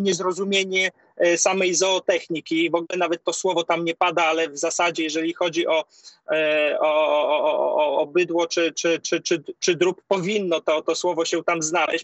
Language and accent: Polish; Podlaskie Voivodeship, Poland; u nas na Podlasiu